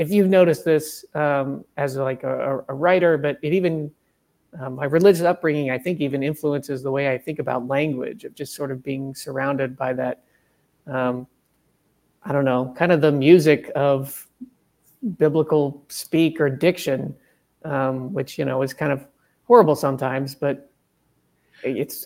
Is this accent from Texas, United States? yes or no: no; rural Missouri, United States; I grew up in rural Missouri, and my dad was a Southern Baptist pastor